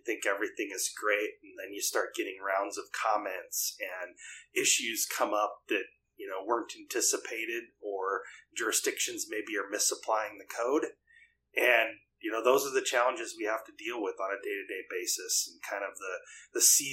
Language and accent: English; Lake Stevens, Washington, United States; also born or lived in Midwest; I've lived in Lake Stevens for most all my life